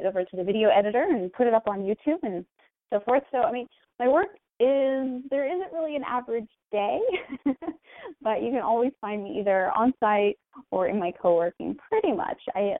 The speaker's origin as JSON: {"language": "English", "region": "California", "country": "United States", "said": "so I'm from California"}